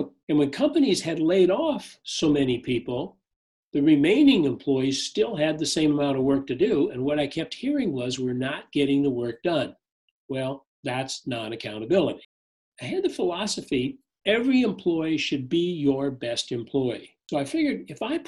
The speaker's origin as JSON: {"language": "English", "town": "Fargo", "region": "North Dakota", "country": "United States", "tie": "born or raised there", "said": "I was born and raised in a little town called Fargo, North Dakota"}